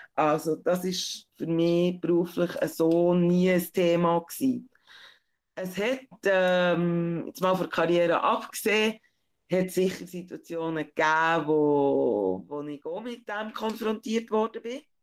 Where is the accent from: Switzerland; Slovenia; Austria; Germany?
Switzerland; Bern; meiner Heimatstadt